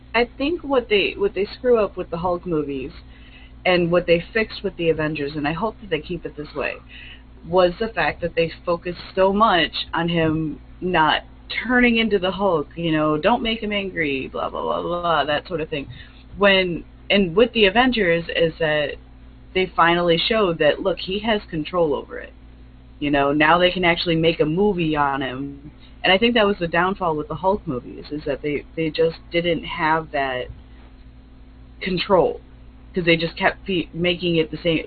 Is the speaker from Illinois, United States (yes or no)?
yes; Chicago, Illinois, United States; I'm Chicagoan